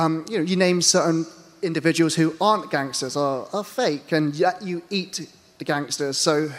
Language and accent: English; United Kingdom; as a Brit